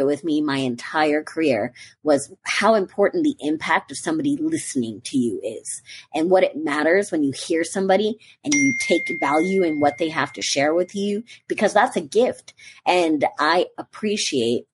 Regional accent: New York, United States; also born or lived in North Carolina; now in Florida, United States; I'm a New Yorker originally

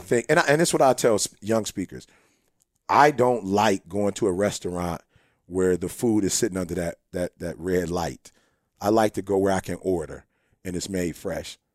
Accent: Chicago, Illinois, United States; We're originally from Chicago

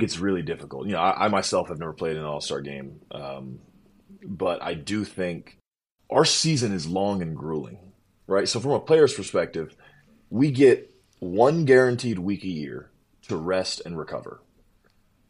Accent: United States; I, as an American, and realistically we as Americans

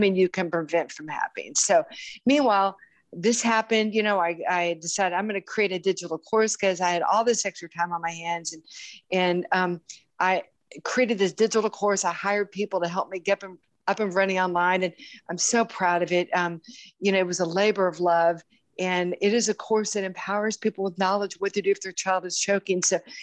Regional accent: Houston, Texas, United States; my hometown of Houston, Texas

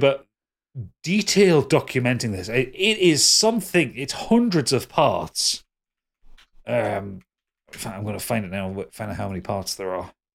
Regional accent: Newcastle upon Tyne, North East England, United Kingdom; I'm, I'm a Geordie

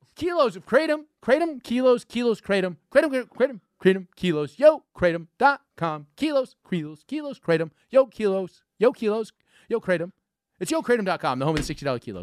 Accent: New York, United States; me as a New Yorker

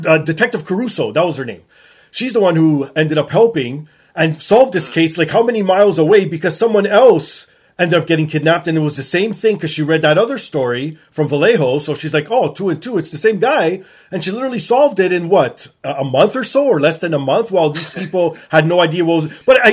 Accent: Canada; I'm Canadian

